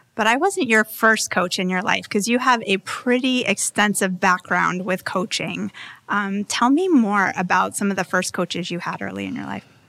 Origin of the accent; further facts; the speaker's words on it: Hingham, Massachusetts, United States; a full-service home design and build business in my hometown on the South Shore of Hingham, Massachusetts.